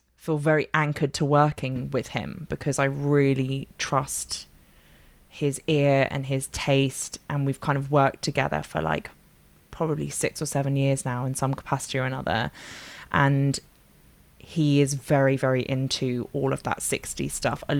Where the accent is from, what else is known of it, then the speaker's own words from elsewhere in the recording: London, United Kingdom; moved away as an adult; now in Bath, United Kingdom; I'm from London, but I now live in Bath. I moved down here about three and a half years ago